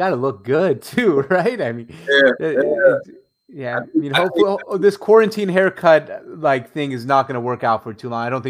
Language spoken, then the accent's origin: English; Syria; I'm from Syria originally